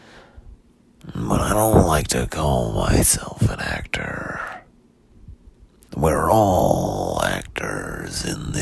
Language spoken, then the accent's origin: English; Pomona, California, United States; I grew up in Pomona